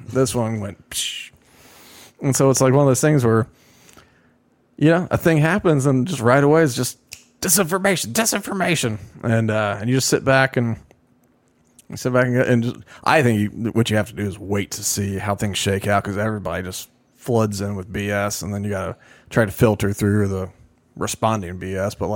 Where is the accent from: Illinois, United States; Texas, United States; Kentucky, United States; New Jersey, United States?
New Jersey, United States; moved away as an adult; now in Israel; I'm a mother from New Jersey. I moved to Israel 20 years ago.